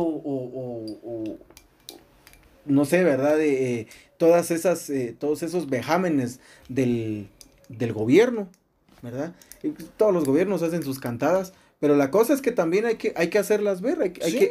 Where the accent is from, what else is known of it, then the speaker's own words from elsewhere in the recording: Guatemala; nosotros como ciudadanos guatemaltecos, eh, eh, eh, como población guatemalteca